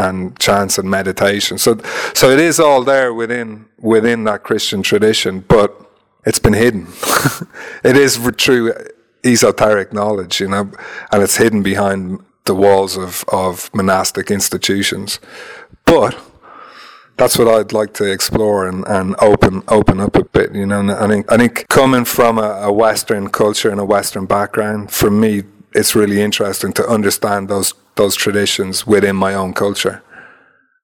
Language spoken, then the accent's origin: English; Ireland; being Irish